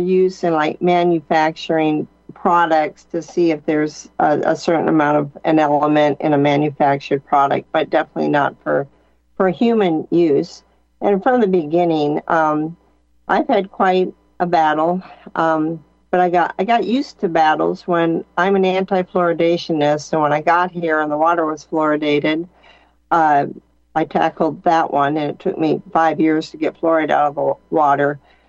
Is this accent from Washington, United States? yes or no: no; California, United States; now in Missouri, United States; So I moved around quite a bit, but I moved to Missouri in 2003, and I ran for coroner, and I was the weirdo from California